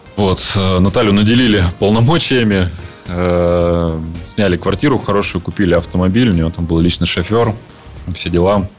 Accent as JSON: {"language": "Russian", "town": "Yekaterinburg", "region": "Sverdlovsk Oblast", "country": "Russia", "tie": "born or raised there", "moved": "as an adult", "lives_now": "China", "said": "я родился и вырос в Екатеринбурге"}